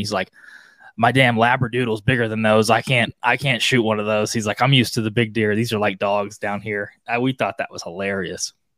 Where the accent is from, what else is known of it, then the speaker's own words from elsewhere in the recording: Oklahoma, United States; I grew up in Oklahoma